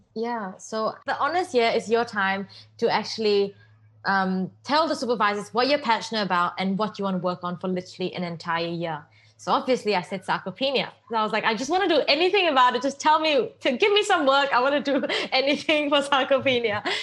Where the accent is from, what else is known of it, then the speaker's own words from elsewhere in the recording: Singapore; I grew up in Singapore and I went to Crescent Girls School